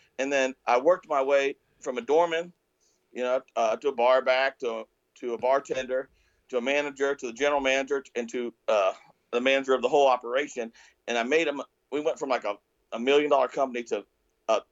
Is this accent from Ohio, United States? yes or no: no; rural Missouri, United States; I grew up in the Midwest in Missouri, right in rural Missouri, a very modest home